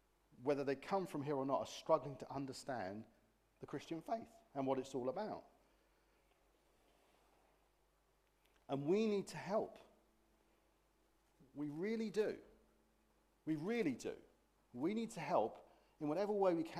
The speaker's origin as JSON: {"language": "English", "country": "United Kingdom", "said": "being British"}